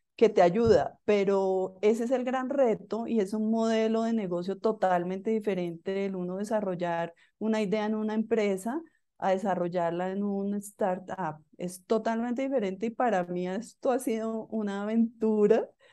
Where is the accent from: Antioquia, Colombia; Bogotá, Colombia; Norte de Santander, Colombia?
Bogotá, Colombia; yo soy colombiana, nací en Bogotá